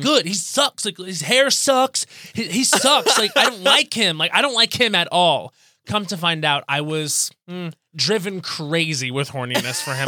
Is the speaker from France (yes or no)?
no; Long Island, New York, United States; I grew up on Long Island